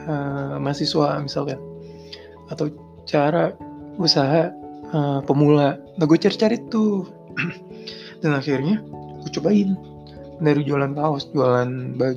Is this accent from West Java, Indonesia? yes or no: yes; Indramayu, West Java, Indonesia; moved away as an adult; now in Jakarta, Indonesia; Gue ngerantau. Jadi gue dari Indramayu merantau ke Jakarta dan menurut gue itu pertama kali gue ke Jakarta